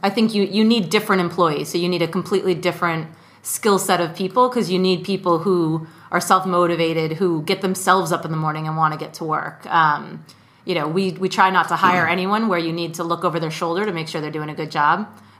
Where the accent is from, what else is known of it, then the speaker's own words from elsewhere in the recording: Mexico City, Mexico; because I grew up in Mexico City.